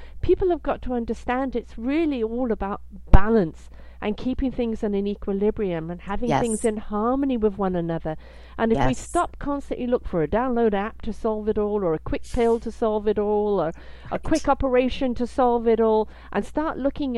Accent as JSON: {"language": "English", "country": "Canada", "said": "as a Canadian"}